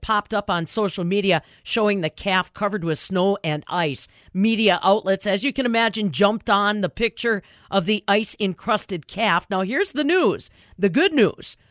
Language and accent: English; Abrams, Wisconsin, United States; That's my hometown